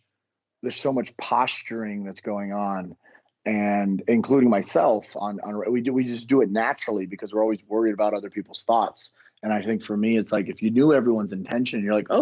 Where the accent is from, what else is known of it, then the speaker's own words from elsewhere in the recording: Miami, Florida, United States; moved away as an adult; now in Virginia, United States; born and raised in Miami. I grew up on the water and swam every day of my life